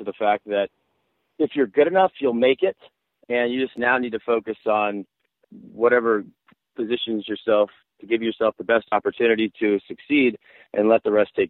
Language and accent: English; Miami, Florida, United States; moved away; also born or lived in Birmingham, Alabama; I grew up in Miami